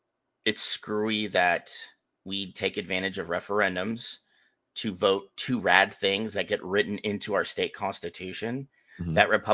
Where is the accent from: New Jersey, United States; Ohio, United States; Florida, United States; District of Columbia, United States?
Ohio, United States; Cleveland; But it's home, and I love Cleveland.